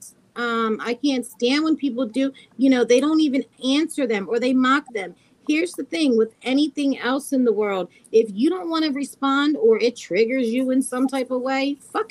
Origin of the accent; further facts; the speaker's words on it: United States; I'm American